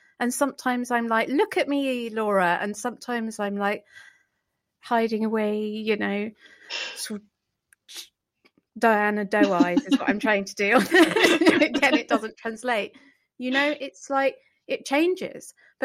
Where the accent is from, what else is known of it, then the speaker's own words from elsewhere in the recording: Denmark; I'm from Denmark. That's a hippo on my chest. Let's go.